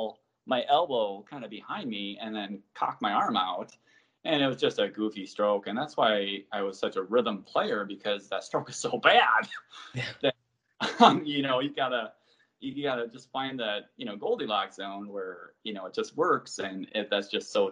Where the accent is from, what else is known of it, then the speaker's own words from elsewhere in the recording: Minnesota, United States; also born or lived in Colorado / Texas; now in Maryland, United States; growing up in Minnesota